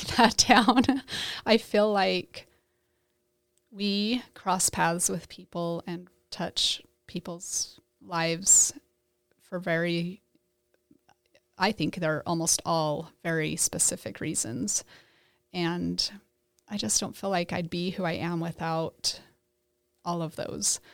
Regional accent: New Plymouth, Idaho, United States; moved away; also born or lived in Basin City; I grew up in New Plymouth, Idaho

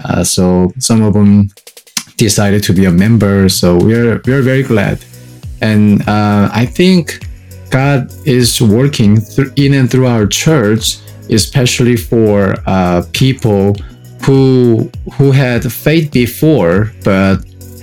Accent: South Korea; moved away as an adult; now in Atlanta, United States; I'm from South Korea originally, and it's been 9 years for me to stay in the U.S.

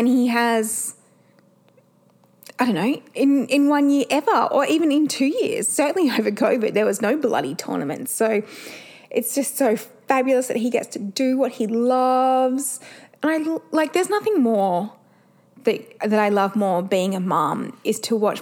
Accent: Perth, Western Australia, Australia; we're from Perth

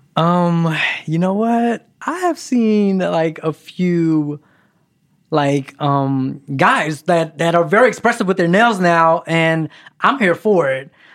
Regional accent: Philadelphia, Pennsylvania, United States; also born or lived in Kentucky; now in Los Angeles, United States; I'm originally from Philadelphia. And then I made a pit stop in Kentucky

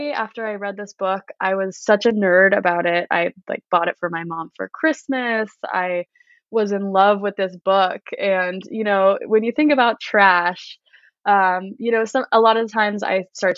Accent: Southern California, United States; raised in Southern California in a pretty small, some might call it a hippie town

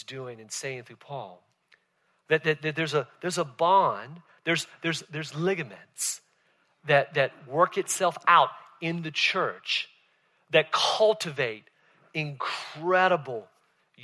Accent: Southern Virginia, United States; moved away; I grew up in Southern Virginia

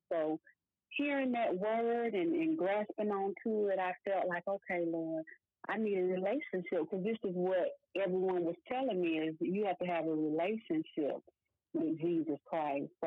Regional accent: Decatur, Georgia, United States; also born or lived in Elmira, New York; I was born in Elmira, New York, and I moved to Decatur, Georgia, mm-hmm. at a very young age. Um, I think I was like two years old when we moved here

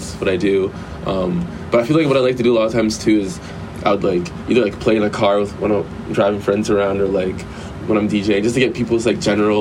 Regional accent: Canada; moved away as an adult; now in Los Angeles, United States; I'm from Canada

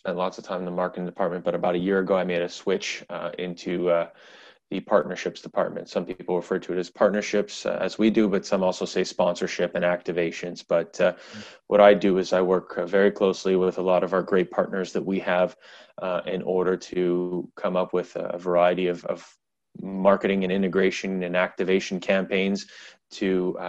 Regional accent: Canada; I'm a Canadian guy

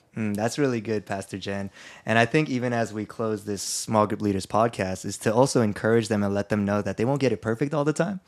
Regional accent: Philippines; I'm Filipino and I grew up Catholic.

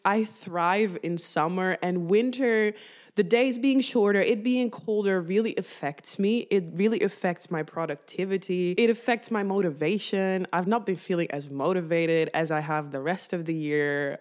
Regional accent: northern Netherlands, Netherlands; moved away; I grew up in the Netherlands, and in the Netherlands, we cycle everywhere

